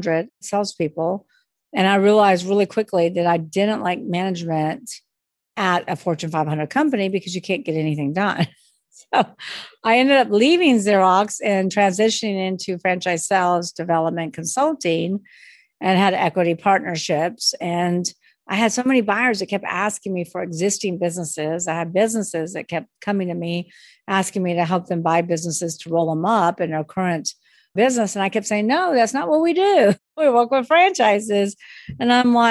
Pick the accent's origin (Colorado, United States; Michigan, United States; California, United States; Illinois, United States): California, United States; Long Beach; now in New Orleans, United States; I'm from Long Beach, California, but I live in New Orleans